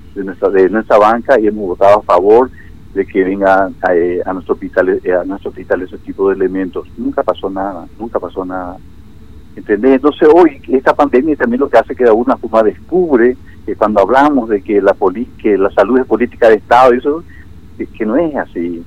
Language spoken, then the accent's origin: Spanish; Clorinda, Formosa, Argentina; somos florindenses y somos formoseños y somos argentinos